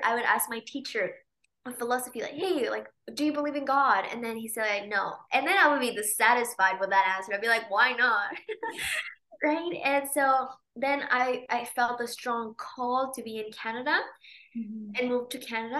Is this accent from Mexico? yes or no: yes; Mexico City, Mexico; moved away as an adult; I was born in Mexico City, and that's where I grew up until I was 19